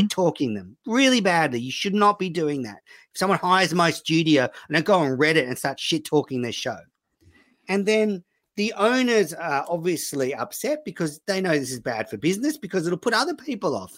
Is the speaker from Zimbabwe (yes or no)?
no; Sydney, New South Wales, Australia; I was from Sydney